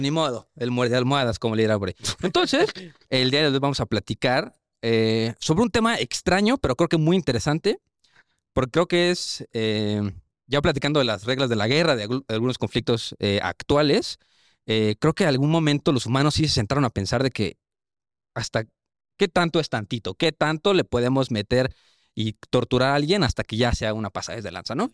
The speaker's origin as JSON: {"language": "Spanish", "country": "Mexico", "said": "yo soy mexa. O sea, me dieron el pasaporte por descendencia"}